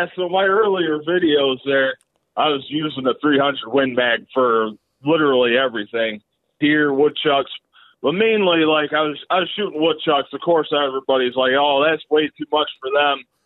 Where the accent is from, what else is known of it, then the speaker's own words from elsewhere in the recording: a rural town near Elmira, New York, United States; now in Elmira, United States; I'm not from Elmira, that's just where I live right now. So, but yeah, I, I'm from a rural town out this way